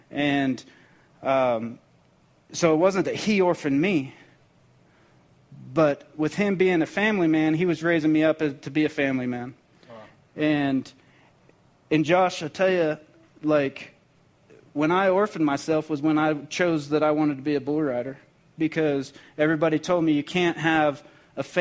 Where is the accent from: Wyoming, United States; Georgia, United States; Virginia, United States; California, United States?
Wyoming, United States; Cheyenne; also born or lived in Colorado / Texas / Oklahoma / Phoenix; I lived all over northern Colorado. I, I grew up in Cheyenne, moved to Texas, moved back to Colorado, moved to Oklahoma, Phoenix, uh, all over the place and never never really had a home